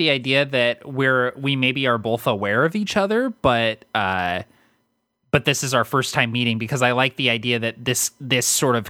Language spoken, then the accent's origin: English; London, United Kingdom; moved away; I'm from London, so people automatically assume I'm a little weird and off just because I'm from somewhere else and have a weird accent.